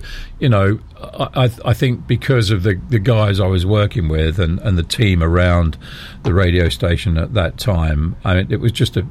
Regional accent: Dunstable, East of England, United Kingdom; moved away as an adult; also born or lived in Chiswick, London / Sheffield; I was born in Chiswick in London, adopted, right, and end up moving to a place near Luton called Dunstable.

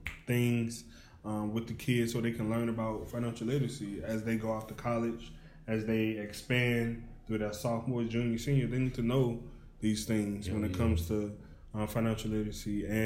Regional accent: Hopkins Park, Illinois, United States; Man, all right … man. I'm from Hopkins Park.

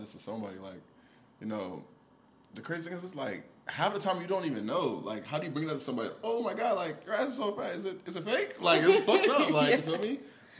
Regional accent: the South, United States; I'm from the South. That's all, like, you know, everybody got personality, so.

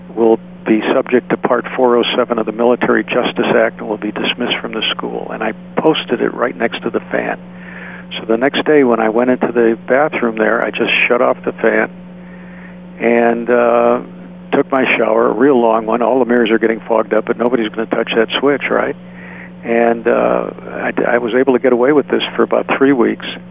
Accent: Oak Park, Illinois, United States; I come from the Midwest. I went to school at Oak Park River Forest High School

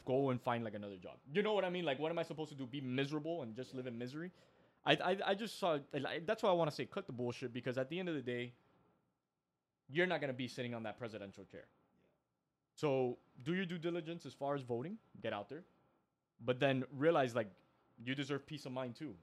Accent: Miami, Florida, United States; we're from Miami

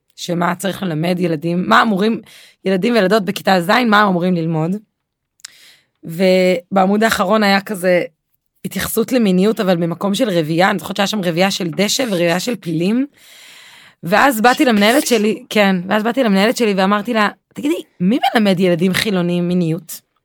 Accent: Be'erot Yitzhak, Central District, Israel; now in Kibbutz Alonim, Israel; אני גרה בקיבוץ אלונים, אבל לא גדלתי בקיבוץ אלונים, גדלתי בקיבוץ, אה, דתי, קיבוץ בראות יצחק

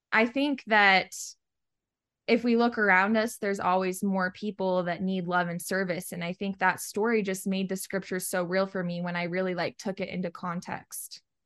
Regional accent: Virginia, United States; moved away; I'm originally from Virginia on the East Coast, just a little town about forty-five minutes southwest of D C

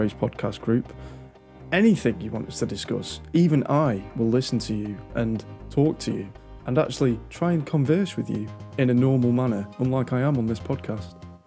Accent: United Kingdom; I'm British

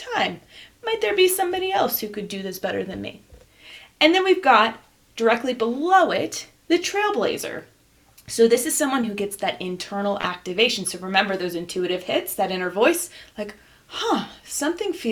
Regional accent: New Jersey, United States; I'm from Jersey

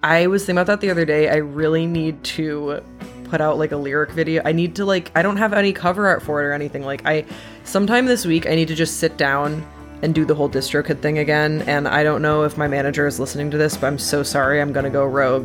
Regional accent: Waterloo, Wallonia, Belgium; moved away; I grew up in Waterloo, Belgium.

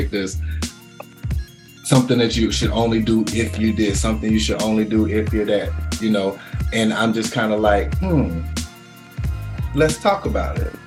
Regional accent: Concord, North Carolina, United States; someone from my hometown that I came up with, Miss Xavier Still McCray

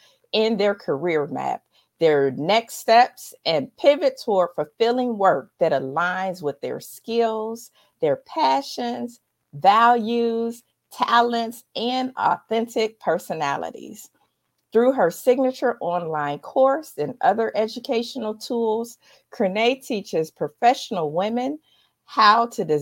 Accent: Dayton, Ohio, United States; I have one, somebody that's in my hometown of Dayton, Ohio.

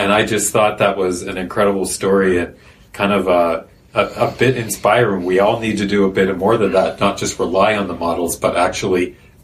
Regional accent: Pittsburgh, Pennsylvania, United States; Pittsburgh, which is my hometown

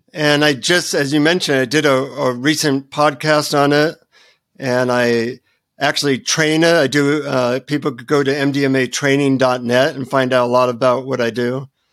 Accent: United States; from the United States

